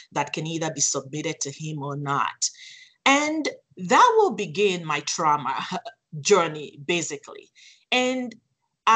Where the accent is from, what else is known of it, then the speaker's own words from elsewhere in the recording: Nigeria; also born or lived in Phoenix, Arizona; now in United States; I was sent to Nigeria, Africa, to be raised by my paternal grandparents.